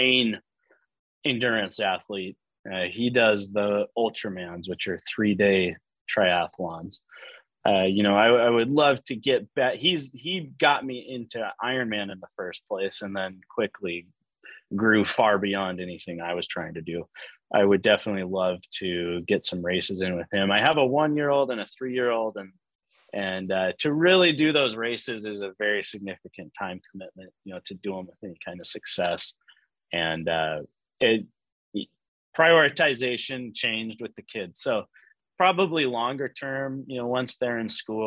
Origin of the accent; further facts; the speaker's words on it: Pacific Northwest, United States; moved away as an adult; also born or lived in Portland; now in Phoenix, United States; I'm from the Pacific Northwest